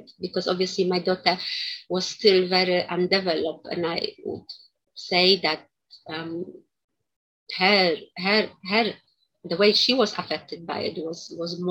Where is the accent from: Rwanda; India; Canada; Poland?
Poland; moved away; also born or lived in United Kingdom; I was born in Poland.